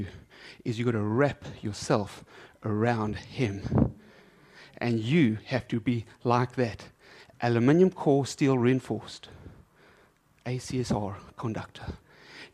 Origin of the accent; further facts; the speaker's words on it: South Africa; I'm South African